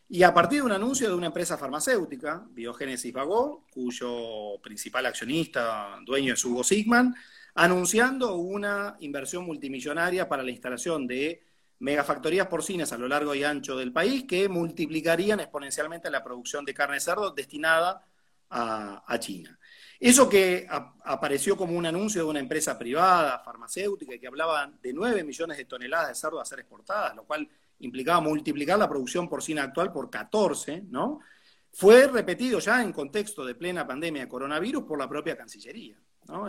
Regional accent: Argentina; nuestro país

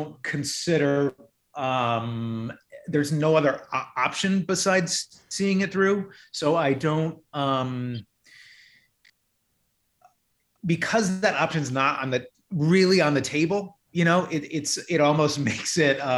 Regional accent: Ohio, United States; I'm from the Midwest. I grew up in Ohio

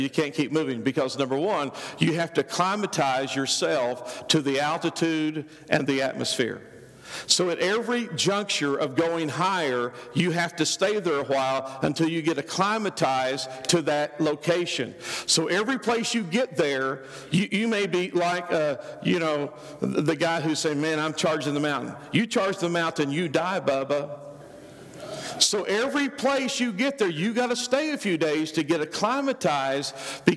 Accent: Oklahoma, United States; I'm a redneck from Oklahoma.

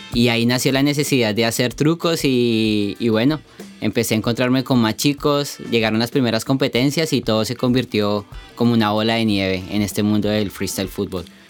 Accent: Colombia; moved away; also born or lived in United States; nací en Colombia

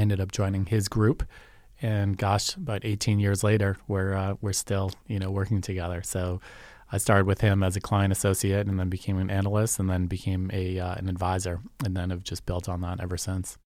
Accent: Yarmouth, Massachusetts, United States; also born or lived in Boston, Massachusetts; I grew up in Yarmouth

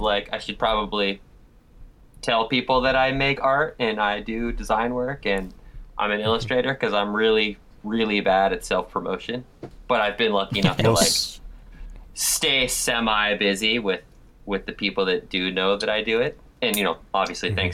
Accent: Scottsdale, Arizona, United States; I'm from Arizona. I'm from, like, a suburb of Phoenix called Scottsdale

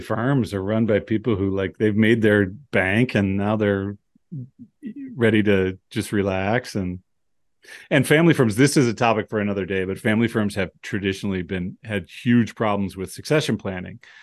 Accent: United States; I'm an American

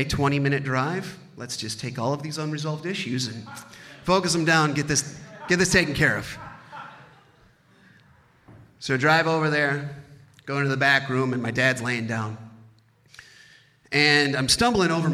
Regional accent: Baraboo, Wisconsin, United States; I grew up in Baraboo, Wisconsin

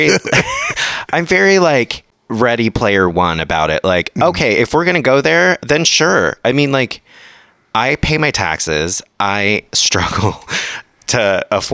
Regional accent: San Diego County, California, United States; also born or lived in Mission Valley, San Diego / North County, San Diego; now in Los Angeles, United States; I grew up in San Diego County.

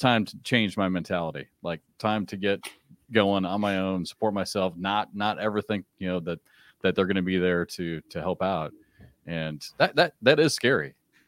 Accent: Iowa, United States; also born or lived in Kansas; growing up in Iowa

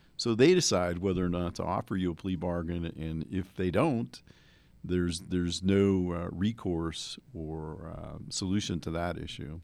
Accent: New Jersey, United States; moved away; I grew up in New Jersey

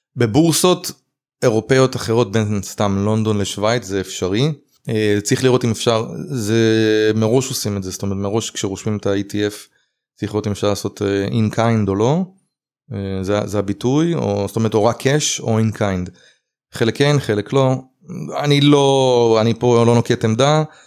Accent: Israel; אני ישראלי

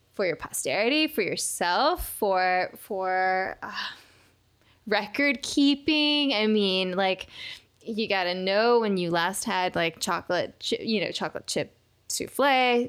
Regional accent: Seattle, Washington, United States; moved away as an adult; now in Los Angeles, United States; I've never lived in Turkey. I was raised in Seattle

